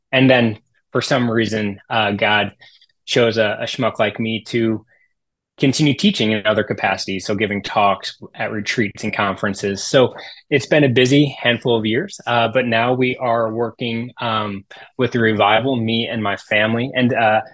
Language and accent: English; Tiffin, Ohio, United States; also born or lived in Steubenville, Ohio; So I grew up in the Toledo Diocese, this really small town called Tiffin, Ohio